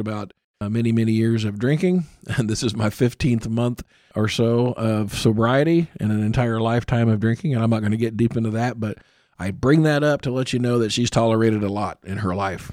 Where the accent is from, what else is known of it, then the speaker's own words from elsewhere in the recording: Columbus, Indiana, United States; I was born and raised in Columbus, Indiana